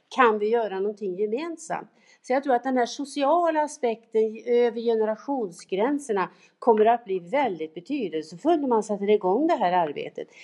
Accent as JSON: {"language": "Swedish", "town": "Tidaholm", "region": "Västra Götaland", "country": "Sweden", "said": "mina gubbar i GIF där hemma i Tidaholm"}